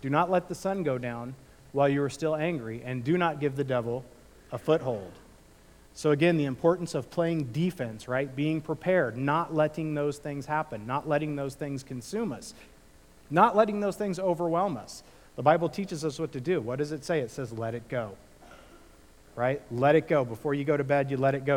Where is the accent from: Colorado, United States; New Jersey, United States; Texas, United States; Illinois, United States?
Illinois, United States; now in California, United States; when I grew up in the Midwest